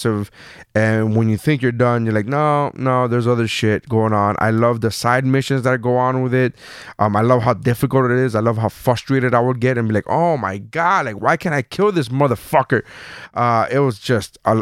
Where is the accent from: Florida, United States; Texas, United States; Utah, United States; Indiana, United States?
Florida, United States; Miami; I'm from Miami